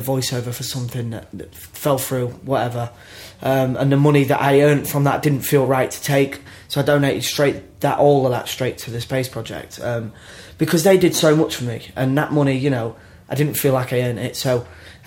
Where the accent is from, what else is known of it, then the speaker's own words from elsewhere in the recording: Grimsby, Yorkshire and the Humber, United Kingdom; I was brought up in Grimsby